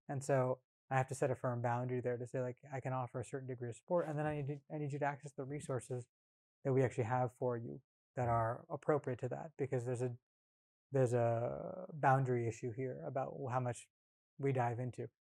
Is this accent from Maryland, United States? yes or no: no; rural Northern California, United States; also born or lived in Bay Area, California; Came up in punk and hardcore, like I said, in rural Northern California